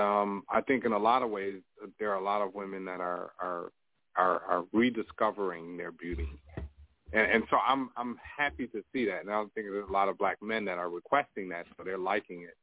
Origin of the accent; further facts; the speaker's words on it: New York, United States; I grew up in New York